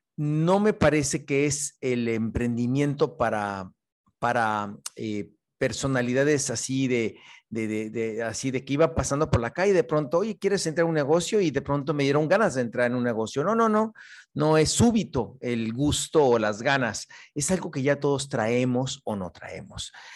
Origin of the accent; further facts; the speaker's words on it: Mexico; soy un bambuzote mexicano